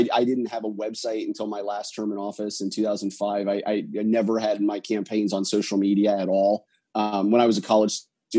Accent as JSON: {"language": "English", "town": "Minster", "region": "Ohio", "country": "United States", "tie": "born or raised there", "moved": "as an adult", "lives_now": "San Jose, United States", "said": "my hometown in Minster, Ohio."}